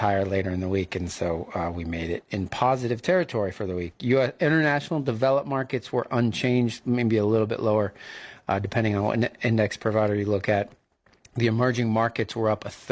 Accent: New England, United States; moved away; I grew up in New England

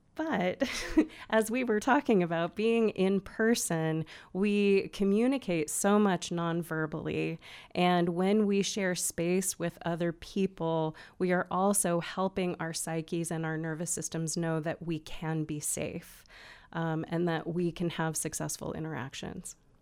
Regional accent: Olympia, Washington, United States; moved away as an adult; now in Bend, United States; I'm originally from Olympia, Washington, where I lived and worked for many years

